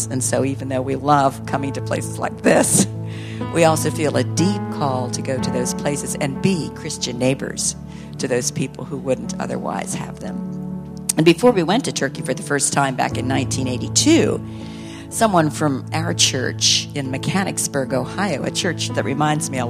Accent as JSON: {"language": "English", "country": "Ethiopia", "tie": "born or raised there", "said": "When I was a little girl growing up in Ethiopia, as Richard introduced us or introduced me"}